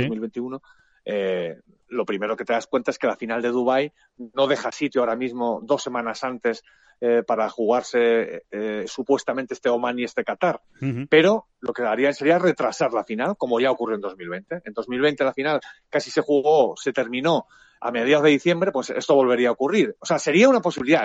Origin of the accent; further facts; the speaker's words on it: Spain; somos unos periodistas españoles